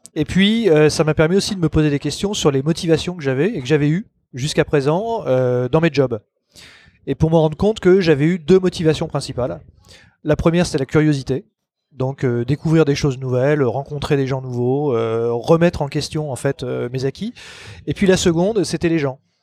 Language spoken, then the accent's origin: French; Paris, Île-de-France, France; Je suis né à Paris, j'ai toujours vécu à Paris ou dans la proche banlieue